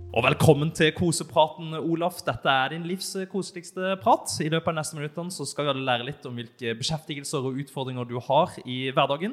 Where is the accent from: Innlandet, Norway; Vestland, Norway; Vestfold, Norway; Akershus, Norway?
Innlandet, Norway; Elverum; jeg er født i Elverum